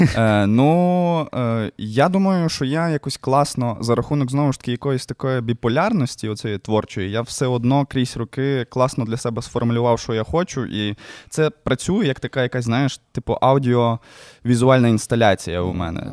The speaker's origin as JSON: {"language": "Ukrainian", "town": "Lviv", "region": "Lviv Oblast", "country": "Ukraine", "tie": "born or raised there", "said": "мій район мільйон е, патона е, тільки будувався. Ну, е, Звісно, естетика, ця вся совєтська, оці спальники, воно таке трошки не дуже милує око, але все одно це дуже цікаво дивитись, коли створюється твій дім, де ти виріс."}